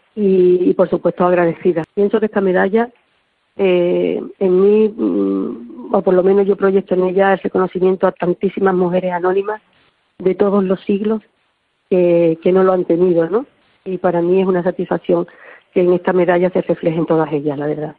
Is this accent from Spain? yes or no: yes; Andalusia, Spain; mi tierra, de, mi Andalucía